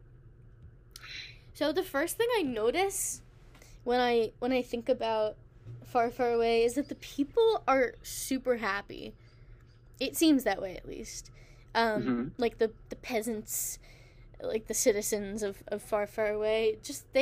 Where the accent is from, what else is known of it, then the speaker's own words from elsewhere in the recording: United States; I was born in America